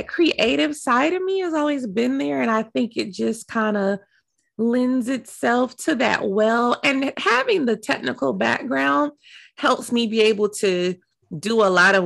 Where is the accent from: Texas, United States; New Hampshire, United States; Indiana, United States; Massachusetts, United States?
Texas, United States; Dallas; moved away; Dallas, which is my hometown. That's where I'm from